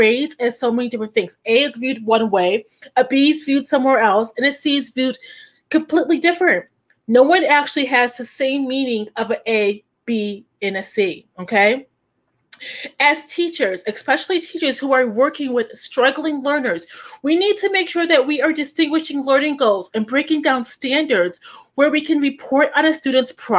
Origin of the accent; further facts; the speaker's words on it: Chicago, Illinois, United States; also born or lived in Indiana; I'm from Indiana, but grew up in Chicago.